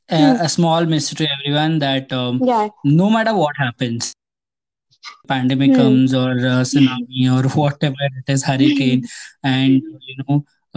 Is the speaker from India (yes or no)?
yes; South India, India; I don't know Hindi like a proper Hindi because I'm a South Indian.